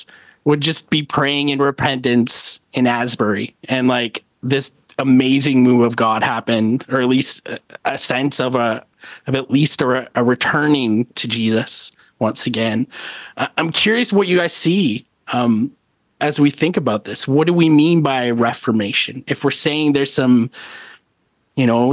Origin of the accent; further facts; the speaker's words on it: Canada; I'm a Canadian